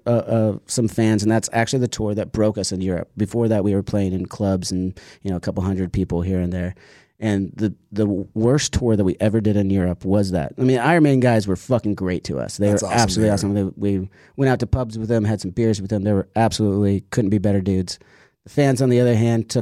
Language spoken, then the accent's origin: English; United States; as an American